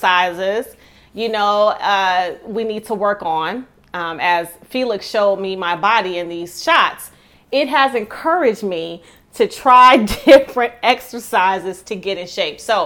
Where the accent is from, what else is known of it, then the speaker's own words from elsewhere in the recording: Detroit, Michigan, United States; I'm from Detroit, and so in the inner city, and so I would frequent a lot of the beauty supply places